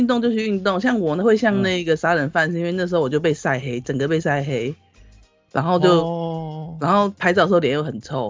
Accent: northern Taiwan, Taiwan; 我是北部人啊。

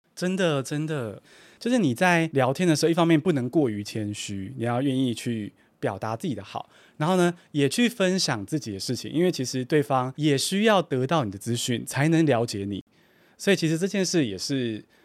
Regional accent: Taiwan; 我身为我在台湾长大的学生

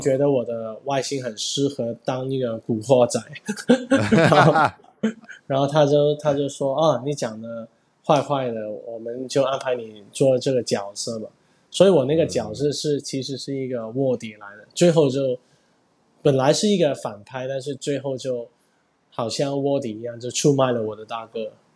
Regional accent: Hong Kong; 我是来自香港的

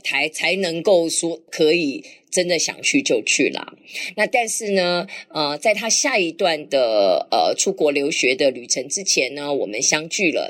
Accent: Taiwan; 我就认识了同样从台湾来的其他的年轻的学生

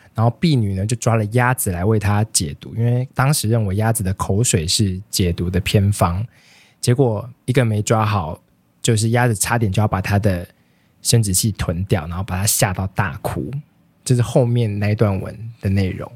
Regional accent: Taiwan; 身为一个台湾人

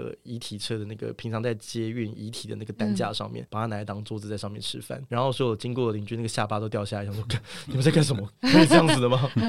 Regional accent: Taiwan; 我觉得台湾很多邪教啊，我都承认啊。我我小时候在这个环境下长大，我神棍看多了

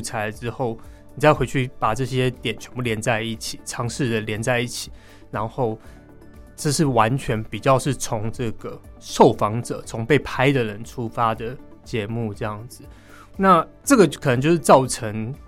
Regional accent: Taipei, Taiwan; 我自己算在北投长大

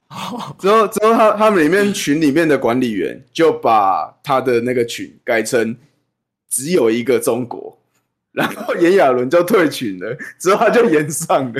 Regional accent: Taiwan; 我们台湾本人在地人

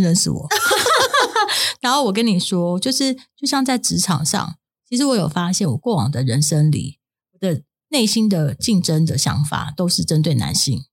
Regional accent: Taiwan; 我在眷村长大的

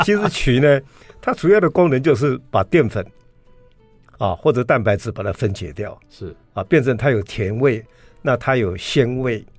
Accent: Taiwan; 我们台湾人用了很久。

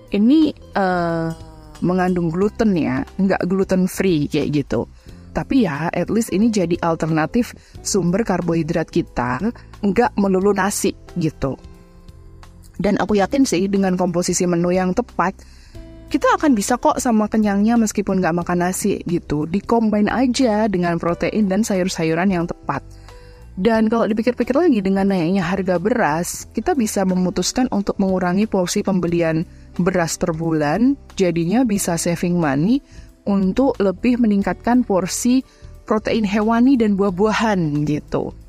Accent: Purwokerto, Central Java, Indonesia; Bahkan kalau Bu Ibu berkunjung ke kota saya di Purwokerto, makan mendoan tiga biji aja itu pun kadang udah bisa bikin kenyang loh bu

